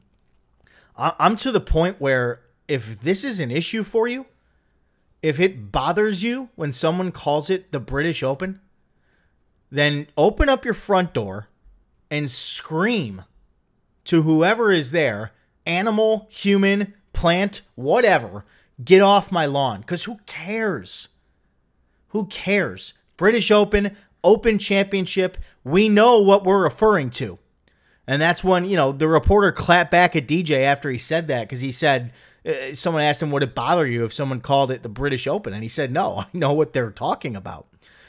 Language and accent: English; United States; as an American and an American fan